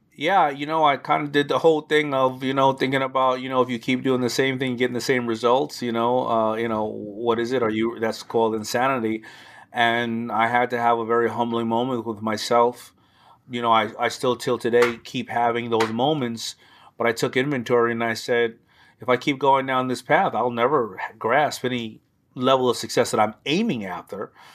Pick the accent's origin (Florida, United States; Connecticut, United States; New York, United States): New York, United States; New York City; accent: New York; also born or lived in Brooklyn; I was born in Brooklyn, but age one, I moved to Hollis, Queens